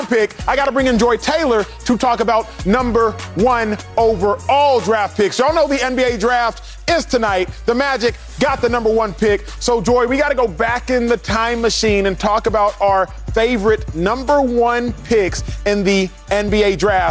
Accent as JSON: {"language": "English", "country": "Nigeria", "said": "I'm Nigerian"}